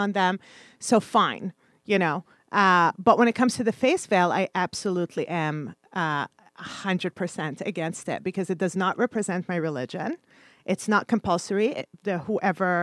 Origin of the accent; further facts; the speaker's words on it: Montreal, Quebec, Canada; moved away as an adult; also born or lived in Kuwait; now in New York, United States; my hometown of Montreal